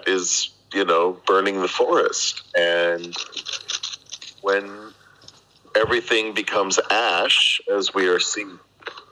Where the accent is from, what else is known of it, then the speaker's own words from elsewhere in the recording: United States; now in Arroyomolinos, Spain; as an American